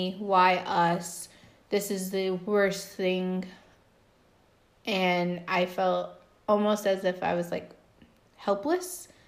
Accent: Texas, United States; us Texans.

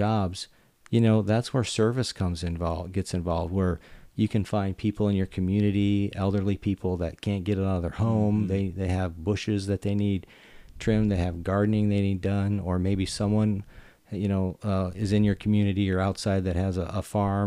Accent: Michigan, United States; growing up in Michigan

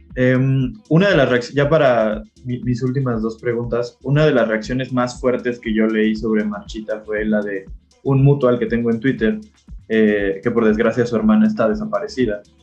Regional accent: Mexico

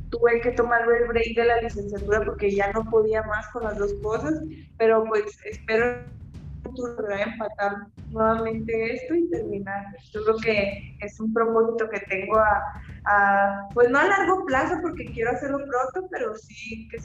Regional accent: Chihuahua, Mexico; somos chihuahuenses y, y somos peleadoras femeninas.

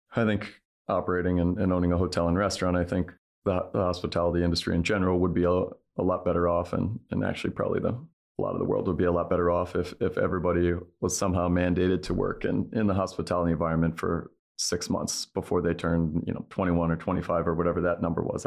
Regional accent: outside of Saint Louis, Missouri, United States; moved away; I grew up with outside of Saint Louis

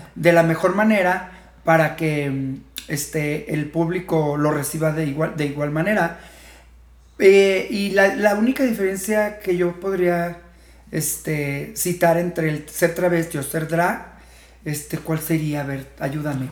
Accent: Fresnillo, Zacatecas, Mexico; also born or lived in Tijuana; now in Guadalajara, Mexico; soy de Fresnillo, Zacatecas, pero más de 20 años viniendo por acá esporádicamente

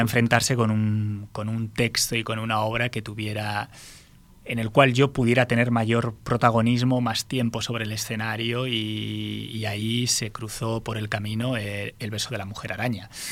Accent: Basque Country, Spain; como buen, buen vasco

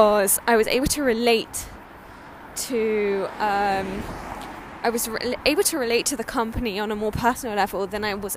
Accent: Sydney, New South Wales, Australia; now in London, United Kingdom; I was born in Sydney, Australia, and I have deep-rooted connection to that country

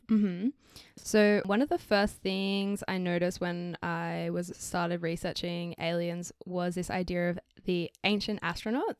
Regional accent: Australia; we're from Australia

